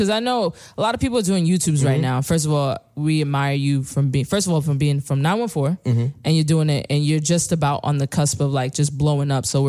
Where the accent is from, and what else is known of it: New Rochelle, New York, United States; born or raised there; also born or lived in Mount Vernon, New York